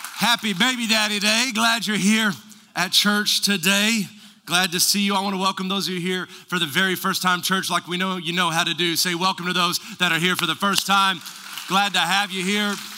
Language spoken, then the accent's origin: English; West Texas, United States; I was raised in West Texas.